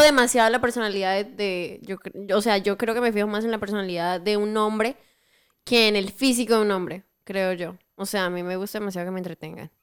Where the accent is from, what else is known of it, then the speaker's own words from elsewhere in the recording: Bucaramanga, Santander, Colombia; en Bucaramanga, marica para todo. Siempre utilizamos marica